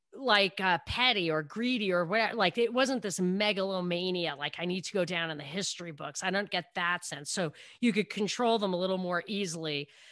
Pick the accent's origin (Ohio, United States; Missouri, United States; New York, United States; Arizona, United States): New York, United States; I'm from New York.